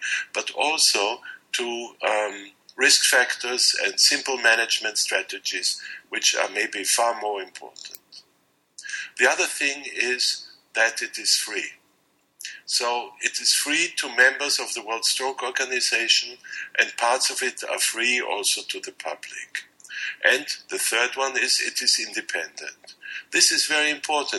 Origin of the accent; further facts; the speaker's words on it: Austria; I'm a neurologist from Austria